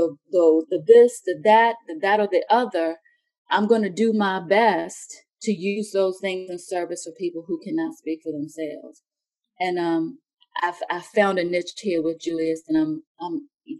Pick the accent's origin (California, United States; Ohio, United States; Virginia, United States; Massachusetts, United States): Virginia, United States; Halifax County; moved away as an adult; also born or lived in outside Washington, D.C.; now in Oklahoma City, United States; I grew up in Halifax County, which, you know, was a plantation town